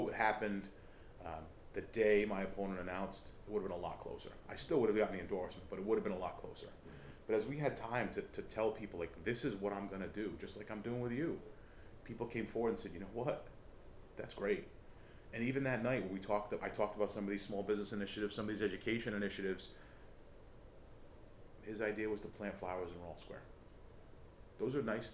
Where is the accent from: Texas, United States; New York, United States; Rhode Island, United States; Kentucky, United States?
Rhode Island, United States; because we're from Rhode Island